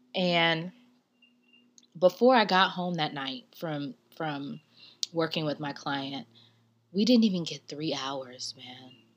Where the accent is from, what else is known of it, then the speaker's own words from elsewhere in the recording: the South, United States; I'm from the South.